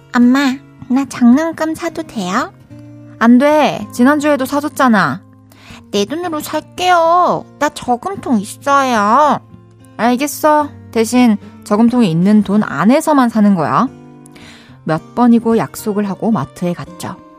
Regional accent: Daegu, South Korea; 저도 대구에서 태어났답니다

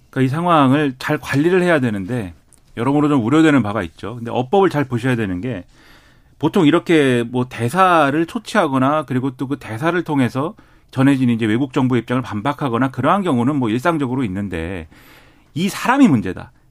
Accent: South Korea; 제가 한국 사람으로 볼 때는

